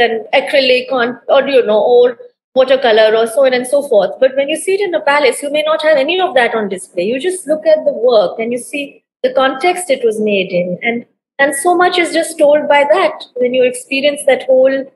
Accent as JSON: {"language": "English", "region": "Delhi", "country": "India", "tie": "born or raised there", "said": "I grew up in Delhi, in very close to these areas."}